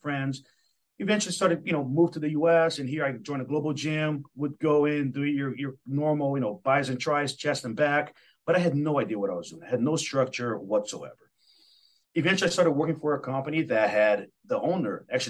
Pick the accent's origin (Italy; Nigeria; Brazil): Brazil; Belo Horizonte, Minas Gerais; now in Seattle, United States; I'm originally from Brazil